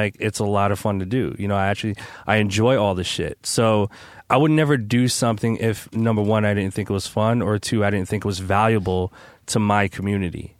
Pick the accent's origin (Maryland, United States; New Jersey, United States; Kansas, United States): New Jersey, United States; I'm from Jersey